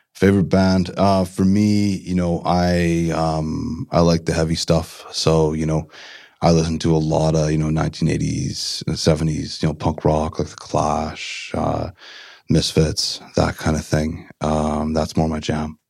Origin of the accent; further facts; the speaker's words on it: Port Coquitlam, British Columbia, Canada; growing up in Port Coquitlam